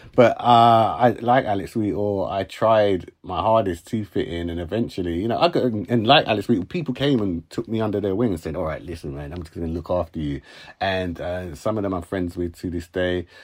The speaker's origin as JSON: {"language": "English", "town": "Uxbridge", "region": "London", "country": "United Kingdom", "tie": "born or raised there", "also_born_or_lived": "Hammersmith, London", "said": "So I was born in Hammersmith, West London, but when I was about three, my mum and dad moved to Uxbridge"}